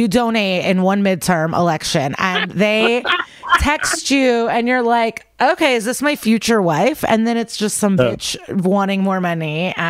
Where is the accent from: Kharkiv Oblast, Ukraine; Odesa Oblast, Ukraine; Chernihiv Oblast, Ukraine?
Odesa Oblast, Ukraine; Odesa; now in United States; So we are Russian, but I was born in Ukraine, in Odessa. So like on the Black Sea.